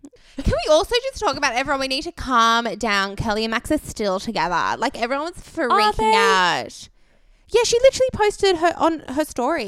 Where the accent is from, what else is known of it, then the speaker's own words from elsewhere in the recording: Australia; I'm Australian.